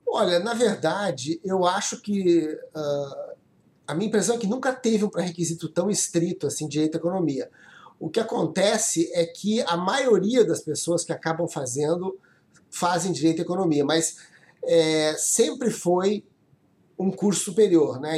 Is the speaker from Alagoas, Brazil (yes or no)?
no; Porto Alegre, Rio Grande do Sul, Brazil; moved away as an adult; also born or lived in Brasília; eu nasci em Porto Alegre, estudei lá no, no Sul, né? Fiz minha escola e universidade lá no Rio Grande do Sul.